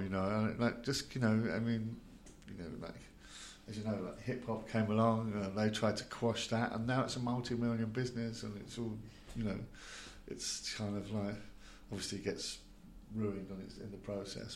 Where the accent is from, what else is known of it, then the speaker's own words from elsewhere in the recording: London, United Kingdom; as a kid growing up in South London